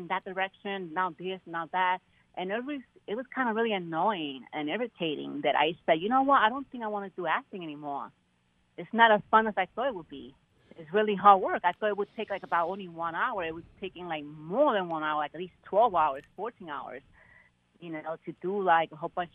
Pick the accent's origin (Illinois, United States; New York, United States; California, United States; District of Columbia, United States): New York, United States; New York City; I grew up in Brooklyn, Bushwick